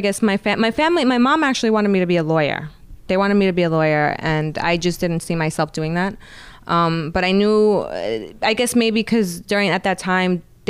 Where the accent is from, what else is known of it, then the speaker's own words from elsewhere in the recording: New York, United States; I'm definitely from New York, but I like to say that I belong to New York because.